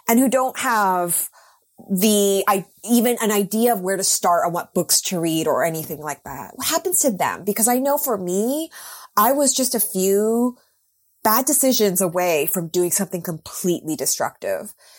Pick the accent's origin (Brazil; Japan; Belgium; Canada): Canada; Vancouver, British Columbia; moved away as an adult; also born or lived in New York; I moved back to my hometown of Vancouver